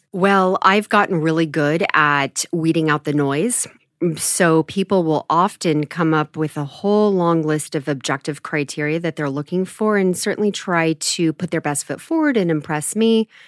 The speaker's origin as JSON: {"language": "English", "town": "Mill Valley", "region": "California", "country": "United States", "tie": "born or raised there", "also_born_or_lived": "San Francisco / Los Angeles / Menlo Park", "said": "I was born in San Francisco and raised in Marin County, so a little town called Mill Valley"}